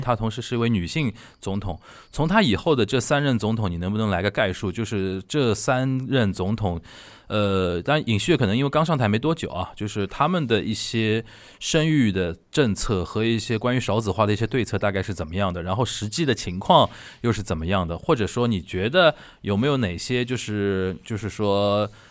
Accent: Shanghai, China; 我们上海人叫萨根啊

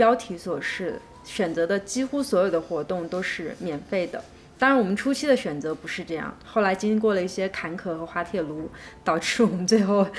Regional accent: China; moved away as an adult; now in Shanghai, China; 我家乡就在上海不远的地方嘛，然后其次是我又来上海工作了好几年，也在这里生活过好几次

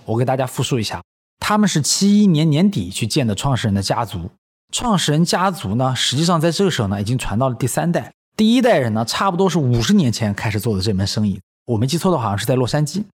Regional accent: China; 以我一个中国人的标准来讲

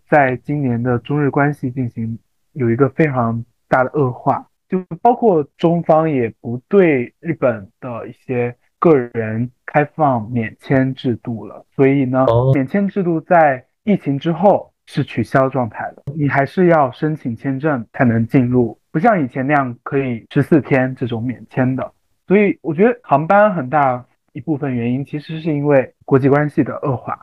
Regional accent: Fujian, China; 因为福建的嘛

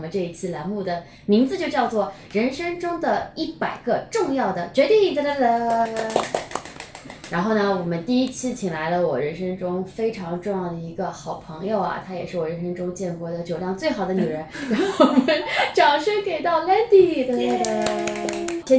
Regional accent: Shanghai, China; 作为一个上海人，

